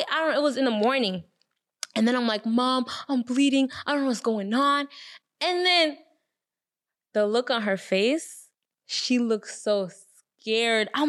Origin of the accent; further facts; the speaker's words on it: Rwanda; I'm West Congolese and I'm from Rwanda.